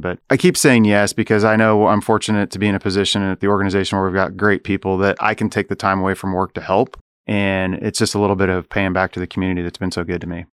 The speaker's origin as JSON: {"language": "English", "town": "Topeka", "region": "Kansas", "country": "United States", "tie": "born or raised there", "also_born_or_lived": "Chicago", "moved": "yes", "lives_now": "Manhattan, Kansas, United States", "said": "when I was growing up in Topeka"}